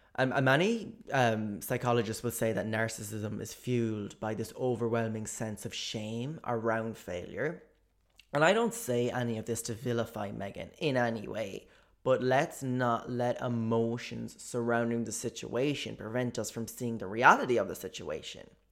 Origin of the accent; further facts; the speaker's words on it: Ireland; as an Irish person